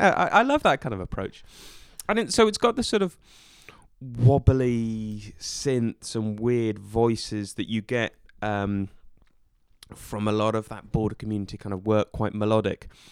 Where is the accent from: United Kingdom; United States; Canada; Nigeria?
United Kingdom; Norwich, East of England; moved away; also born or lived in Scotland; I lived, shall we say, my formative years in in Norwich, England, and my parents still live there